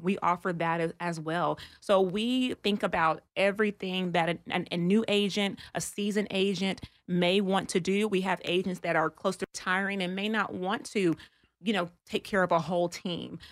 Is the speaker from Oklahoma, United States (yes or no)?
no; Texas, United States; I'm from Texas